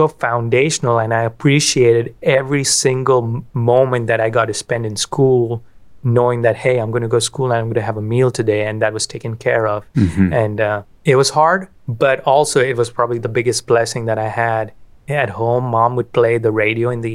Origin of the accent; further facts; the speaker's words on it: Kolkata, West Bengal, India; moved away as an adult; I grew up in Calcutta, India.